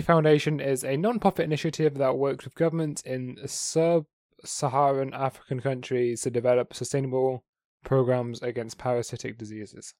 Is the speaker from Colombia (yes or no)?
no; England, United Kingdom; I'm English